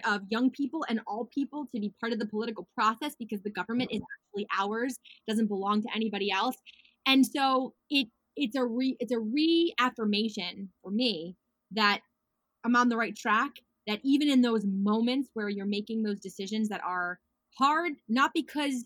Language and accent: English; New York, United States; I'm so proud to be a New Yorker